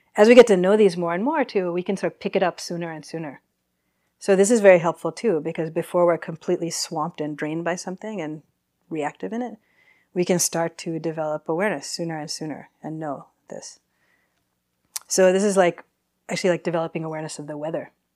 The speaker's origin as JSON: {"language": "English", "region": "East Coast", "country": "United States", "tie": "born or raised there", "moved": "as an adult", "lives_now": "San Francisco, United States", "said": "grew up on the East Coast"}